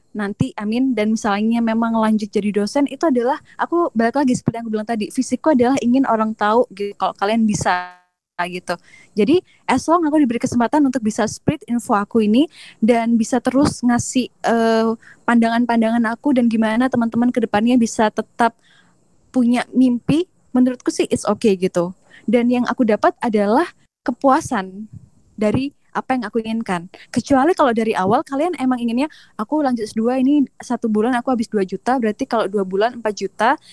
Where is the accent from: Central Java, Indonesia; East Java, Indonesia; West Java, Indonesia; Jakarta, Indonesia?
East Java, Indonesia; Jember; moved away as an adult; now in Taiwan; aku beneran dari kampung kalau misalnya Jember